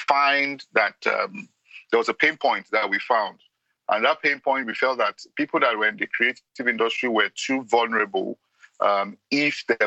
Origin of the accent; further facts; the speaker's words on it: Nigeria; I'm from Nigeria